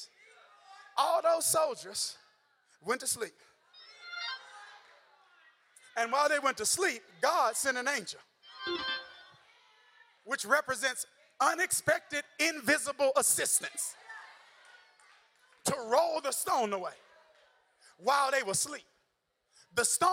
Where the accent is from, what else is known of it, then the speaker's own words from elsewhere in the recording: Mississippi, United States; I'm still from Mississippi